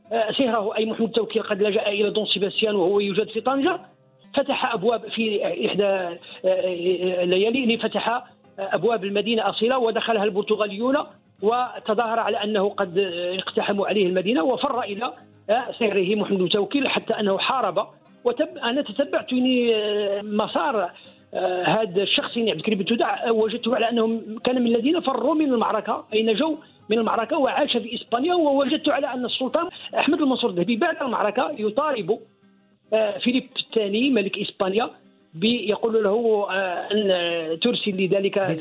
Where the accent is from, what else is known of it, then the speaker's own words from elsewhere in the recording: Morocco; نحن كمغاربة